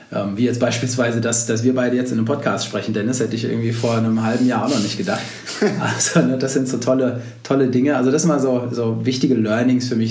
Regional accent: Berlin, Germany; ich bin Berliner, wie du ja auch gerade schon gesagt hast, sitze hier in Berlin

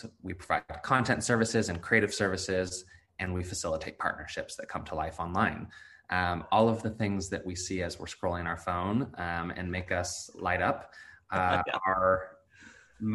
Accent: Salem, Oregon, United States; college education in my hometown, Willamette University in Salem, Oregon

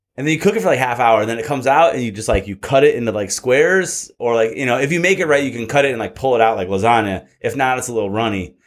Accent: Michigan, United States; moved away as an adult; now in California, United States; growing up in Michigan

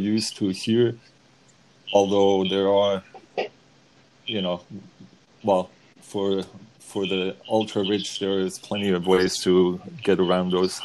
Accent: Germany; now in United States; growing up in Germany

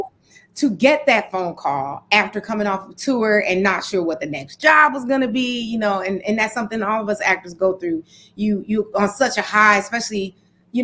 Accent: Detroit, Michigan, United States; moved away as an adult; growing up in Detroit, in that era, I was born in the 70s

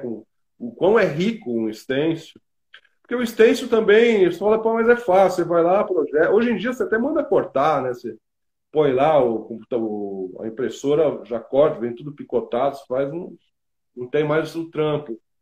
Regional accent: Brazil; eu sou latino-americano, sou brasileiro

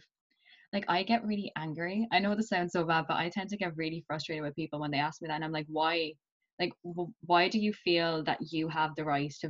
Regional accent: Kilkenny, Leinster, Ireland; accent: Kilkenny; also born or lived in Pakistan; I'm from Kilkenny, but I go to college in UL.

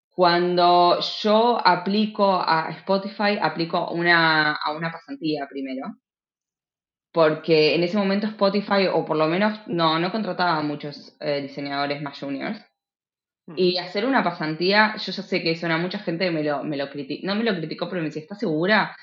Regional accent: Buenos Aires, Argentina; moved away as an adult; now in Uppsala, Sweden; que soy de Buenos Aires

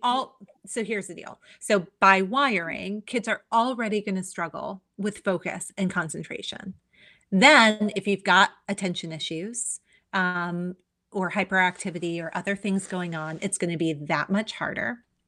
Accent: Hawaii, United States; I am native Hawaiian

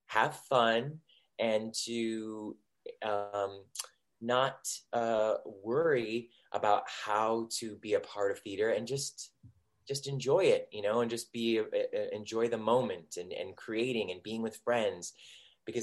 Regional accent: Cleveland, Ohio, United States; I grew up in Cleveland, Ohio

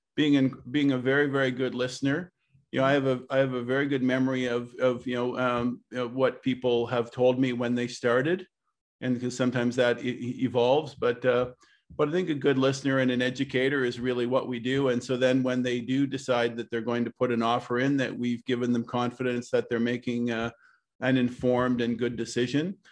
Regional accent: Ottawa, Ontario, Canada; I'm born and raised in Ottawa.

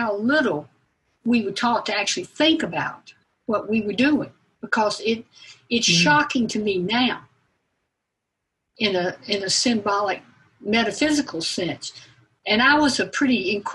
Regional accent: Marietta, Georgia, United States; I grew up in the First Presbyterian Church in Marietta

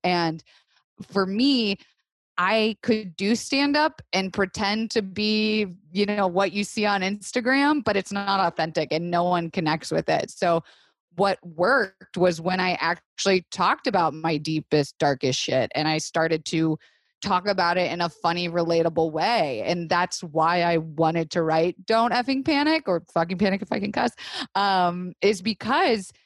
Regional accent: Florida, United States; also born or lived in New York / Los Angeles; now in Woodstock, United States; I was raised in Florida, which nothing normal happens in Florida, right?

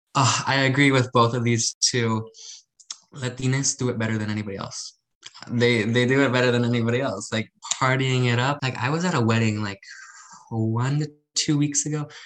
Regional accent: Arizona, United States; I'm a Mexican American, and I, um, I'm from Arizona

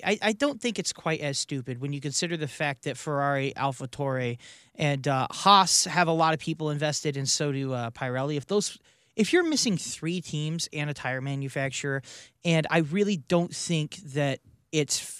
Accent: United States; as an American

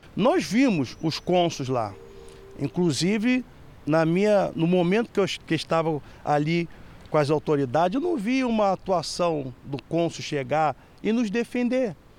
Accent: Brazil; moved away; also born or lived in Angola; Nós somos brasileiros

